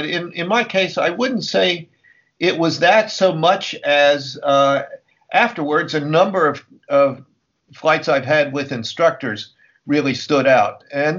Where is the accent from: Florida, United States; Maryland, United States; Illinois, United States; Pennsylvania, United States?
Maryland, United States; Cumberland; Cumberland, Maryland, my hometown.